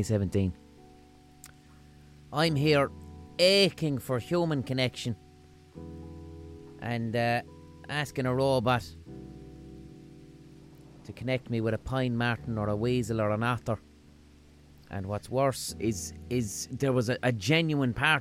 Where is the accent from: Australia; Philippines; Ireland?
Ireland; Limerick, Munster; accent: Limerick; my Limerick accent